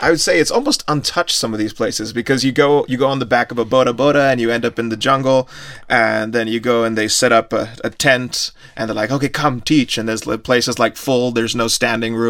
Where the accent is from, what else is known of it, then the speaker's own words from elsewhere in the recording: India; I'm from India